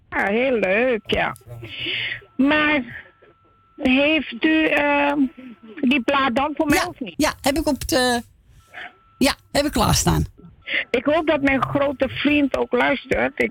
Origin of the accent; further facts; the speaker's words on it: Heemskerk, North Holland, Netherlands; ik kom uit Heemskerk en niet van Amsterdam.